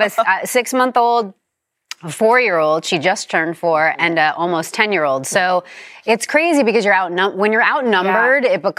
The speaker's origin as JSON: {"language": "English", "region": "New York", "country": "United States", "tie": "born or raised there", "said": "I grew up in New York"}